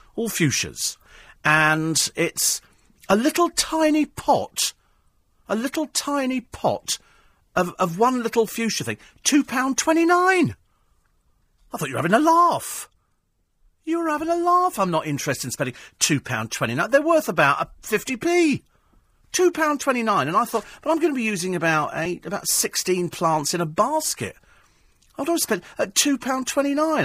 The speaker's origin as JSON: {"language": "English", "country": "United Kingdom", "said": "I'm fiercely British"}